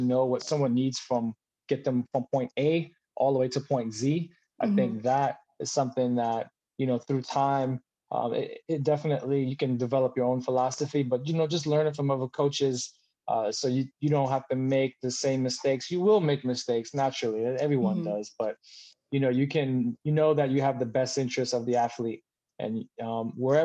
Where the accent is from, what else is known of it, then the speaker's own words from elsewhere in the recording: New York City, New York, United States; moved away as an adult; also born or lived in Charlotte, North Carolina; I grew up in Brooklyn, New York